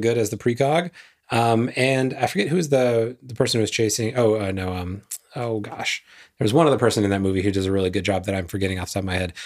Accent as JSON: {"language": "English", "region": "the South", "country": "United States", "tie": "born or raised there", "said": "I grew up in the South"}